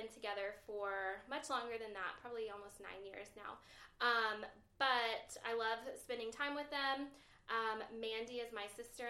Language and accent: English; the South, United States; I've actually lived all over the place. I'm from the South.